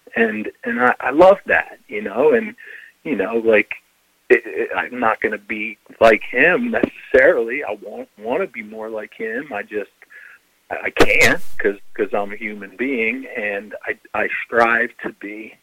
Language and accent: English; Philadelphia, Pennsylvania, United States; moved away; also born or lived in Rock Hill, South Carolina; I'm from Philadelphia, and so you know Rock Hill, South Carolina is this small town, and I'm very just you know not from there